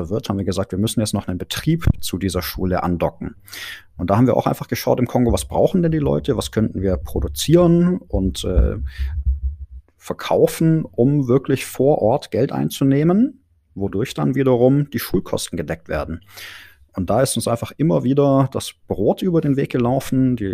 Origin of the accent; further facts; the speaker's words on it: Gerlingen, Baden-Württemberg, Germany; Die haben wir dann in meiner Heimat, in, in Gerlingen bei Stuttgart, ähm, einfach mal nach unseren Visionen zusammengebastelt